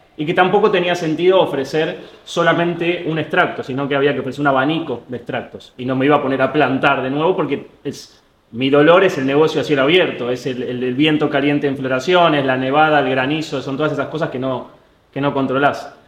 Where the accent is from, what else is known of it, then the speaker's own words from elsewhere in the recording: Argentina; Nosotros acá en Argentina